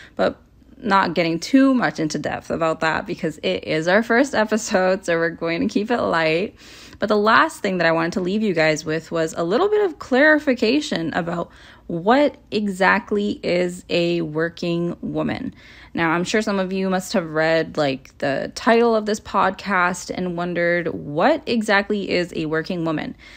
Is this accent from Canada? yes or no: yes; Toronto, Ontario, Canada; born and raised in Toronto, Canada